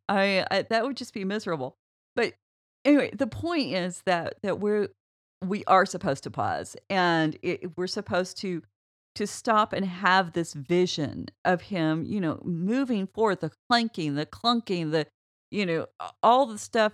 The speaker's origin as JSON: {"language": "English", "country": "United States", "said": "I'm an American"}